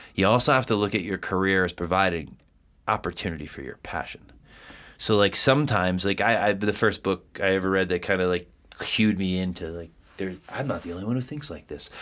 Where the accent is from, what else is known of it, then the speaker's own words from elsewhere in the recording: East Coast, United States; now in Colorado, United States; I'm from the East Coast. We are very direct people.